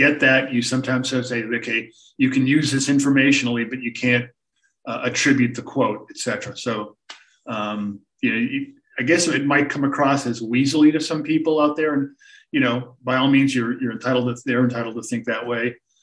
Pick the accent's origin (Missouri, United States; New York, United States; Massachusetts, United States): Massachusetts, United States; Boston; I grew up in the Boston area as a sports fan.